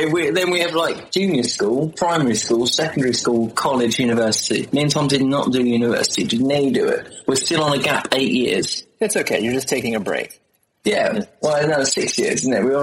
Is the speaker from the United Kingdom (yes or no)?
yes; London, United Kingdom; oh, I'm from London, I like everything London.